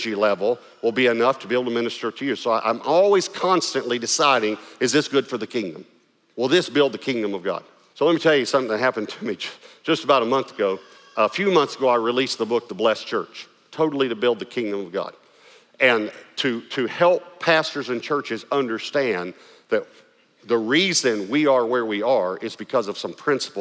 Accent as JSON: {"language": "English", "region": "East Texas", "country": "United States", "accent": "East Texas", "said": "I had to try to lose my East Texas accent"}